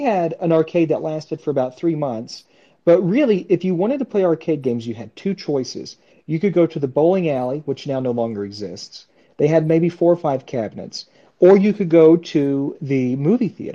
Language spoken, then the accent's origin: English; the South, United States; I'm from the South